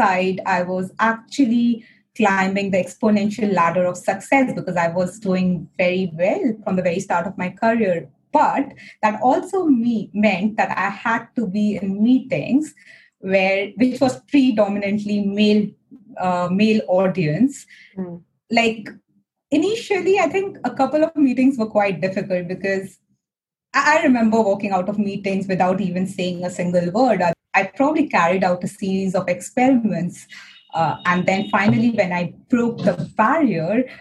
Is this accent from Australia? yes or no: no; India; Being an Indian woman in a white industry